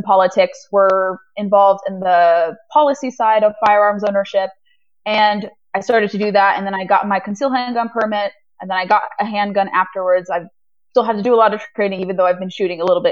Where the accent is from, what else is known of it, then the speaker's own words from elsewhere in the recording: Orange County, Southern California, United States; I grew up in Southern California